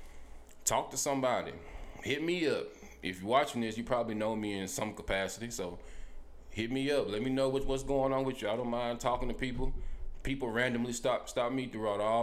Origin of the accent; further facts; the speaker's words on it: Helena, United States; moved away; I'm from Helena